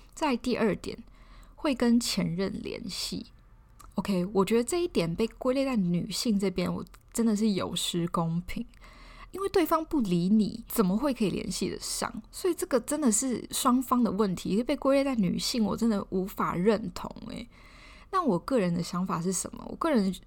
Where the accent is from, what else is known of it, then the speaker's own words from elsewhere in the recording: Taiwan; 我也是台湾人